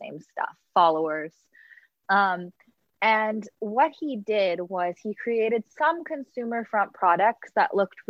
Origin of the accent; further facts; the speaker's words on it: Los Angeles, California, United States; I grew up in Los Angeles